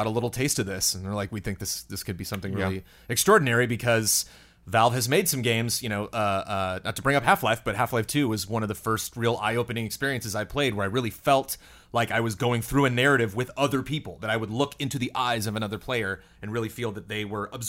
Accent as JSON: {"language": "English", "region": "California", "country": "United States", "tie": "born or raised there", "said": "I grew up like in California, so I've like been to Joshua Tree and been camping a lot."}